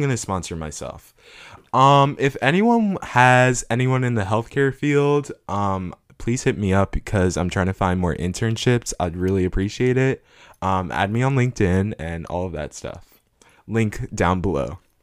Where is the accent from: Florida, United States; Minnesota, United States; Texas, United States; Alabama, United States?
Florida, United States; South; also born or lived in Ghana; I'm from South Florida